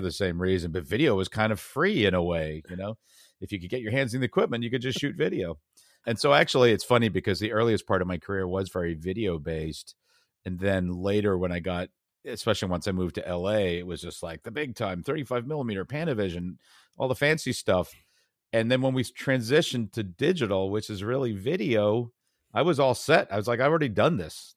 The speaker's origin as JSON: {"language": "English", "town": "Brookline", "region": "Massachusetts", "country": "United States", "tie": "born or raised there", "also_born_or_lived": "United Kingdom", "said": "I grew up mostly in Boston area, Brookline, Massachusetts."}